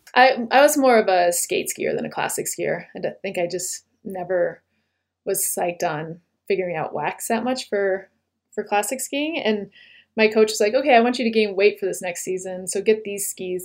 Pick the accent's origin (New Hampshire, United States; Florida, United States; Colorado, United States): New Hampshire, United States; Littleton; I grew up in northern New Hampshire, in a little town called Littleton